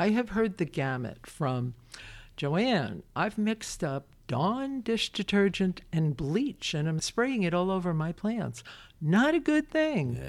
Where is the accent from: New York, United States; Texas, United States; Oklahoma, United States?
New York, United States; Brooklyn; now in Winchester, United States; I'm a kid from Brooklyn